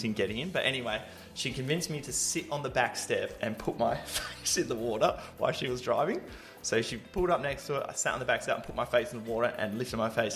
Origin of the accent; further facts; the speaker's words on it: Australia; being Australian, you spend a lot of time around the ocean and with the ocean.